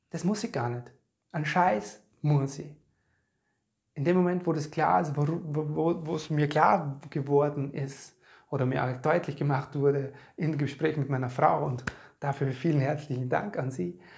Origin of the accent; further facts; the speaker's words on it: Podersdorf am See, Burgenland, Austria; wir waren in meiner alten Heimat in Bodersdorf am Neusiedler See